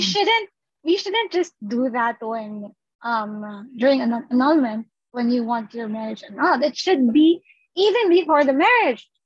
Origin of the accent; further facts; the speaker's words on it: Philippines; us as Filipino people